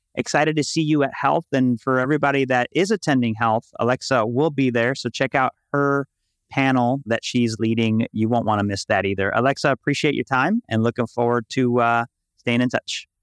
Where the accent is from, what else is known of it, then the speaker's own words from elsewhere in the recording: Chicago, Illinois, United States; now in Puerto Rico; I was born and raised in Chicago. In Puerto Rico now